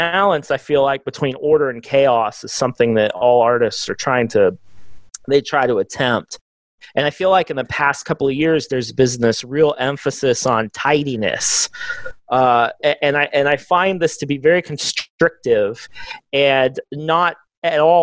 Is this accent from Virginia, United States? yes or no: no; Texas, United States; I'm a Texan